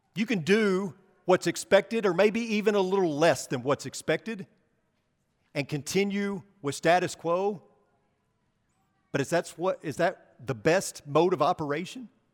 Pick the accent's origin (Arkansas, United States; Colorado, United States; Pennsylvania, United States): Arkansas, United States; I'm from Arkansas, you know, the Holy Land.